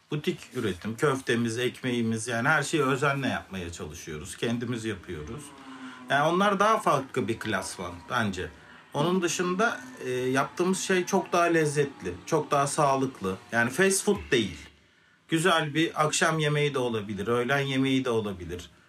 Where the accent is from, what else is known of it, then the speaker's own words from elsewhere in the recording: Ankara, Turkey; born there; 1985 Ankara doğumluyum.